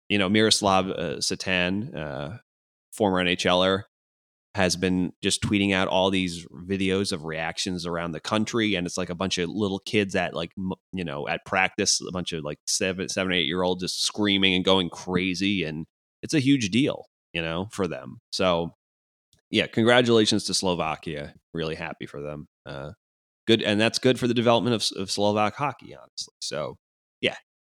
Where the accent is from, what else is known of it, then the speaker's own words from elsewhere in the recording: United States; as an American